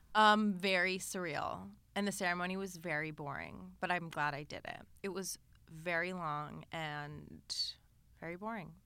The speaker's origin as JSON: {"language": "English", "town": "Los Angeles", "region": "California", "country": "United States", "tie": "born or raised there", "said": "growing up in L"}